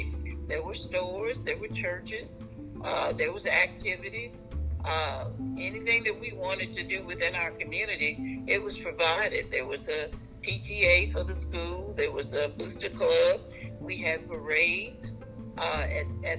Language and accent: English; Clarksville, Texas, United States; now in Midland, United States; I was born in Clarksville, Texas, in 1943